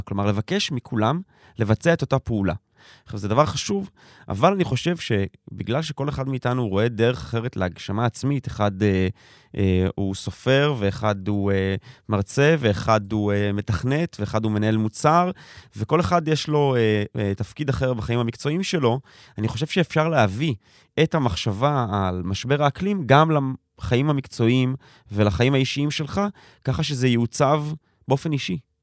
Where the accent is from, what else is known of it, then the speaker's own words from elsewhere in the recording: Tel Aviv, Tel Aviv District, Israel; ואני תל אביבי, דור שלישי